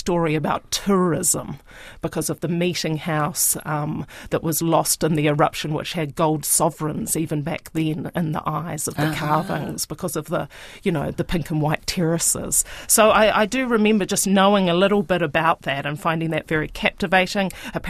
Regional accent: Rotorua, Bay of Plenty, New Zealand; I grew up in Rotorua

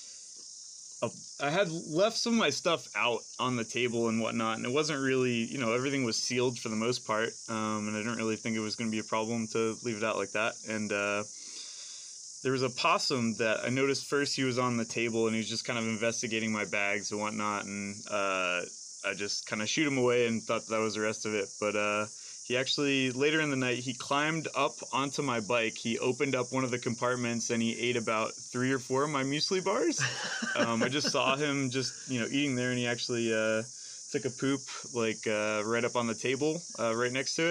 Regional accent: United States; now in Portland, Oregon, United States; From the United States, living in Portland, Oregon right now

